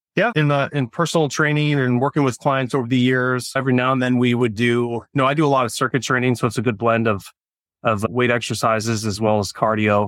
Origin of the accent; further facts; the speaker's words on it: California, United States; also born or lived in Orange County, California / Huntington Beach, California; But I grew up in California, ended up in, uh, Orange County, California